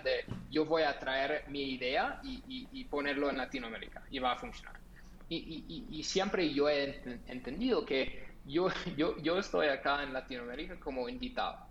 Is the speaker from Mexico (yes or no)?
no; Los Angeles, California, United States; Spanish is a second language; moved away as an adult; also born or lived in Netherlands; No soy de Colombia, eh, soy de los Estados Unidos, de Los Ángeles, de California. Um, nací ahí